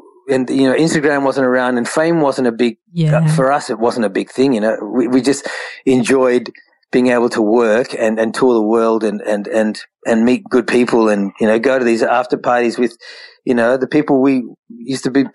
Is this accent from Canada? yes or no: no; Australia; We're Indian Australians